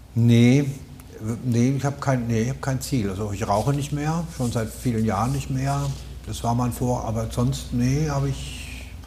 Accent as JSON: {"language": "German", "region": "Rhineland-Palatinate", "country": "Germany", "tie": "born or raised there", "accent": "Palatine", "moved": "yes", "lives_now": "Berlin, Germany", "said": "Ich bin als Pfälzer bin ich im Wald sozusagen mehr oder weniger im Wald aufgewachsen"}